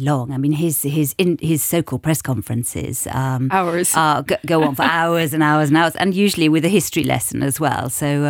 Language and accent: English; Munich, Bavaria, Germany; as a child, it was really fun because I grew up in Munich, which was a very big carnival city as well.